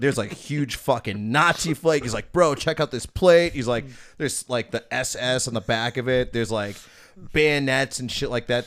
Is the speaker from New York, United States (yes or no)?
no; Oak Creek, Wisconsin, United States; born or raised there